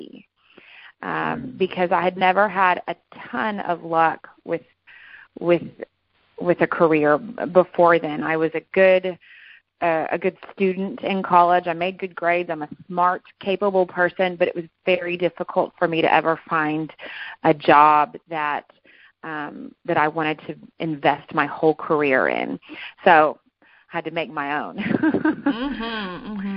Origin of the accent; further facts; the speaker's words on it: McKinney, Texas, United States; also born or lived in Fort Worth, Texas; I was born and raised here in McKinney, Texas